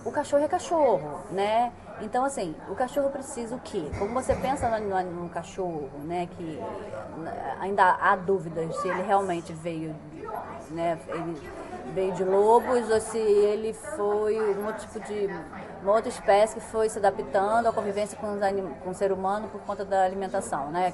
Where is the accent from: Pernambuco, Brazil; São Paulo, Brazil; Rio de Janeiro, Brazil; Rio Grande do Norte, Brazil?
Rio de Janeiro, Brazil; now in China; eu sou do Rio de Janeiro